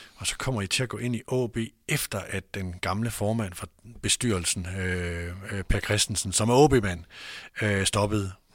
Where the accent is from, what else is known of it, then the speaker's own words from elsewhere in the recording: North Jutland, North Denmark Region, Denmark; jeg er selv nordjyde